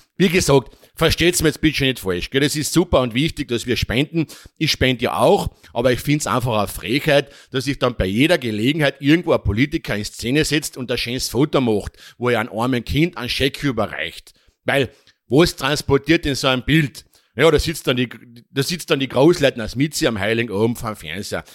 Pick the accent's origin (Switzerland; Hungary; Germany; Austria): Austria; bei uns in Österreich